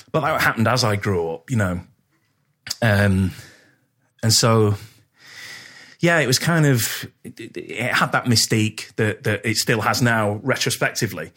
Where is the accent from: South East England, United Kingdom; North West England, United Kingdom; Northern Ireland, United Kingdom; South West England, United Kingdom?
North West England, United Kingdom; Poynton; I grew up in Poynton